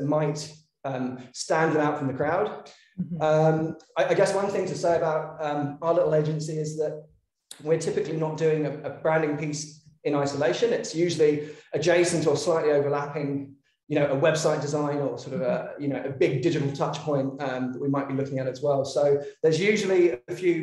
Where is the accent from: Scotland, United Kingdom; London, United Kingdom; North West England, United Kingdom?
London, United Kingdom; moved away as an adult; now in Melbourne, Australia; I'm from London originally, but I've been in Australia now for about 8 years.